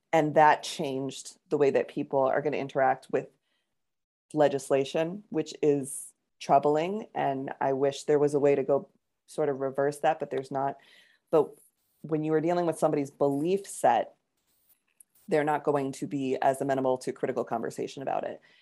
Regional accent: Connecticut, United States; growing up in Connecticut at the time I did

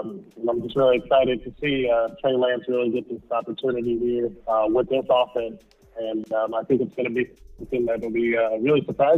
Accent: San Jose, California, United States; now in Houston, United States; I'm over here in Houston, but I'm a big 49ers fan. I'm from San Jose.

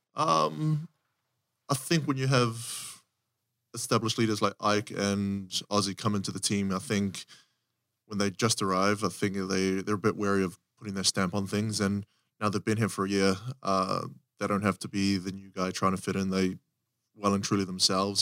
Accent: New Zealand; moved away as an adult; also born or lived in South Africa; growing up in New Zealand

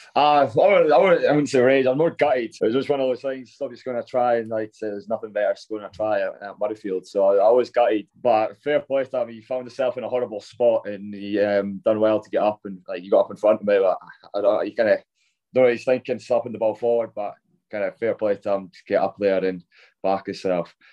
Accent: Scotland, United Kingdom; growing up as a Scottish boy

